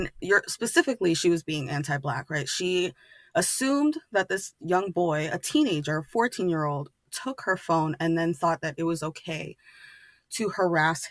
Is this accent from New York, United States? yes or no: yes; New York City, New York, United States; I grew up in New York City.